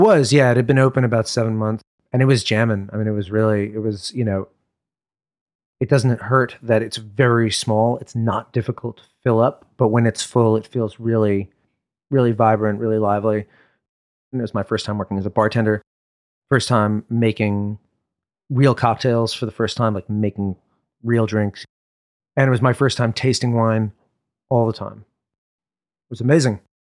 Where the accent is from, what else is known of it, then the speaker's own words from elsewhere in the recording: New York, United States; also born or lived in Upper West Side, Manhattan; I grew up in Brooklyn